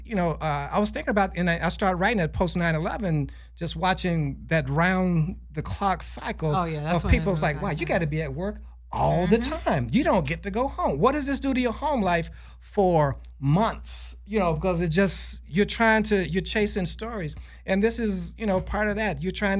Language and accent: English; United States; I almost wanted to correct them and I thought, yeah, I am American.